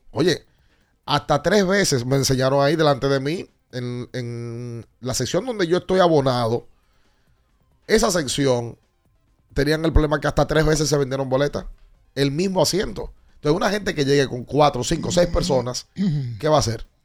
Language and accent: Spanish; Dominican Republic; Como típico dominicano, todo el mundo sabe por qué, aunque no sepa, y cómo, aunque no sepa.